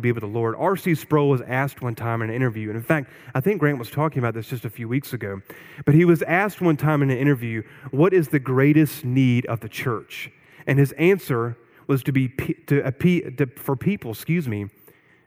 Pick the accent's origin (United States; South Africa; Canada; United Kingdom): United States; Eastern North Carolina; I grew up in Eastern North Carolina